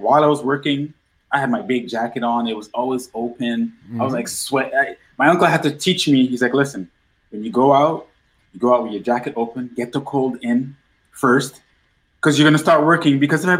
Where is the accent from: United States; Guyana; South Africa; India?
Guyana; New Amsterdam, East Berbice-Corentyne; born there; I was born in South America, Guyana. Mm-hmm. One of the cities, well, the capital there is like Georgetown, but I was born in Berbice. Mm-hmm. And if you're Guyanese, you already know where Berbice is. It's New Amsterdam, but it's just a little town across the lake.